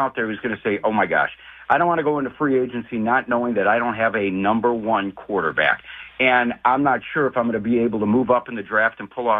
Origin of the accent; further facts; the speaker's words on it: Oak Lawn, Illinois, United States; I grew up in Oak Lawn. We're both Greeks.